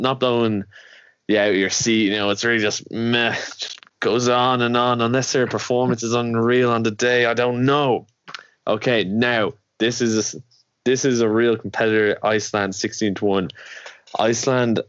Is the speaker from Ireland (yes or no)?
yes; Ireland; we're from Ireland